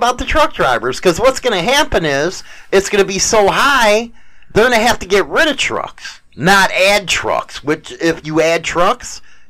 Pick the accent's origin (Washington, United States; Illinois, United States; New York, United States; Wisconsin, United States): Wisconsin, United States; So, hey, I'm from Wisconsin, motherfucker. I don't need those plates.